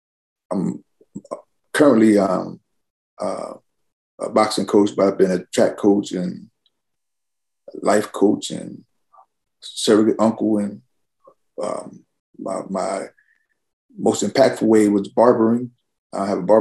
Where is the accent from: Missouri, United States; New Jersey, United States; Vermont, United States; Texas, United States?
New Jersey, United States; also born or lived in Camden, New Jersey / Bristol / Newark, New Jersey / Vineland, New Jersey; I was born in Camden, raised in part Bristol, part Newark, New Jersey